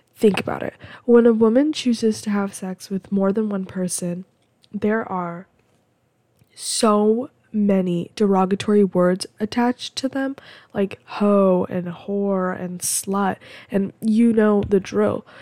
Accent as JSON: {"language": "English", "country": "United States", "said": "I'm American"}